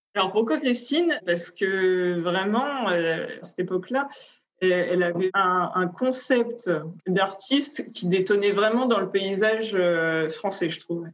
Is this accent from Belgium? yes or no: no; France; now in Paris, France; on était deux Françaises